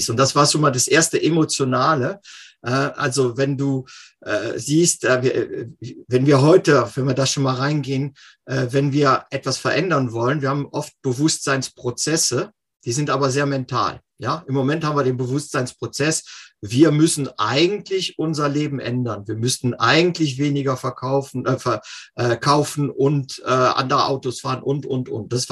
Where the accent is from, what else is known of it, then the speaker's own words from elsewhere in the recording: Cologne, North Rhine-Westphalia, Germany; Ursprünglich bin ich äh, in Köln aufgewachsen und äh, bin dort von äh, dort in die Commerzbank gegangen